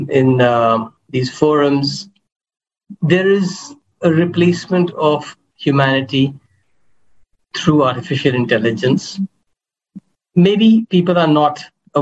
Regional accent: India; I come from India

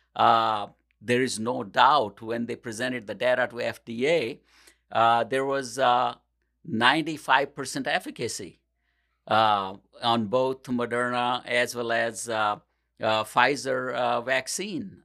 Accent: India; moved away as an adult; also born or lived in New Delhi, India; now in Portage, United States; I grew up in India, and, uh, I used to live with my grandmother when I was going to pharmacy school

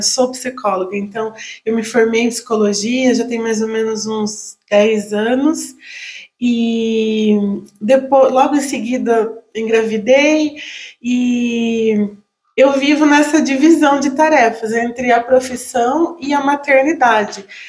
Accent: Itaí, São Paulo, Brazil; moved away as an adult; now in Itapeva, Brazil; eu sou de Itaí

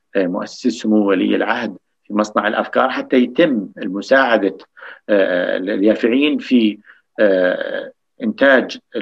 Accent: Jordan; عندنا بالاردن

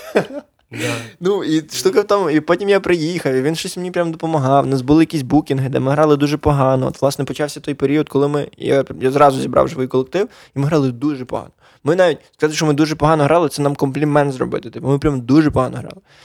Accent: Sokal district, Lviv Oblast, Ukraine; also born or lived in Poland; Я Сокальський район, Львівська область, село Копитів, але я про... провчився в школі в Чорнограді

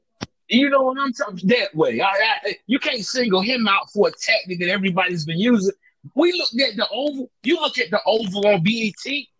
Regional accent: Chicago, Illinois, United States; I taught that dude. I'm from Chicago. His whole shit is my shit.

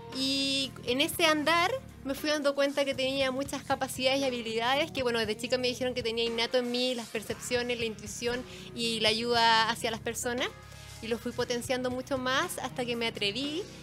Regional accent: Concepción, Biobío, Chile; moved away as an adult; now in Santiago, Chile; yo soy oriunda de Concepción. Vivo hace 10 años acá en Santiago.

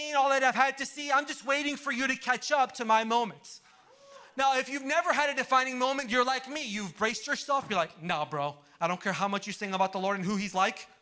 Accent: Orlando, Florida, United States; I'm from Orlando

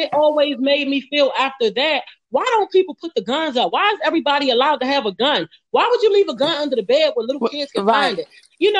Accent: Washington, District of Columbia, United States; I'm from DC

